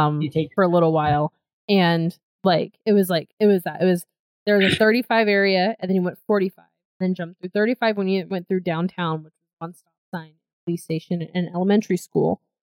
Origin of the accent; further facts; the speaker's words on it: Georgia, United States; moved away as an adult; since I grew up in Georgia